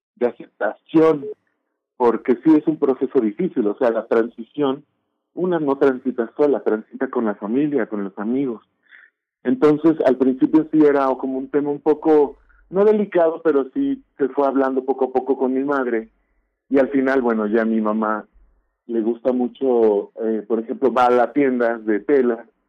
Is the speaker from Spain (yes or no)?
no; Mexico; identidad como mexicana